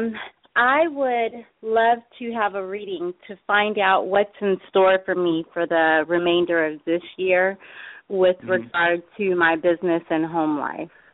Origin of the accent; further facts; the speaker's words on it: Los Angeles, California, United States; I was born in Los Angeles, California.